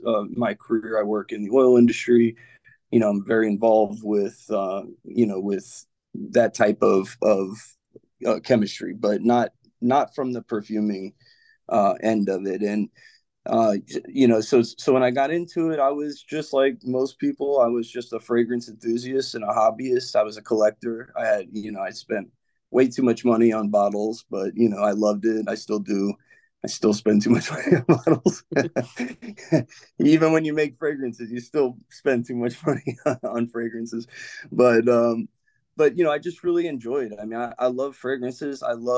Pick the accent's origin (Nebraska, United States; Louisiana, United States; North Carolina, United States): Louisiana, United States; New Orleans; also born or lived in Memphis, United States / Brooklyn, United States / Sacramento, United States; I was from New Orleans, but I grew up kind of moving around. I lived in Memphis, Tennessee for a while, Brooklyn, New York. I lived in Sacramento, California, a lot of moving around, but home was always New Orleans.